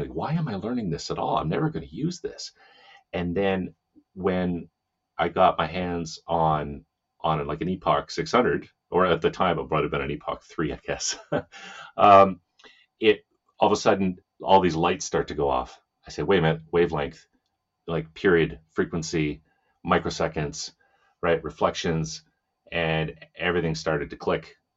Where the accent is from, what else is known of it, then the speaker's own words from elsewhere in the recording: Saskatchewan, Canada; moved away; also born or lived in Edmonton, Alberta / Ontario; I'm from Saskatchewan. I'm not from Ontario at all